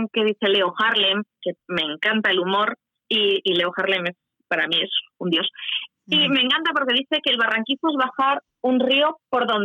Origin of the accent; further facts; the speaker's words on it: Huesca, Aragon, Spain; Yo cuando voy por cualquier sitio, yo presumo yo que soy de Huesca. ¿eh? Yo vivo en Huesca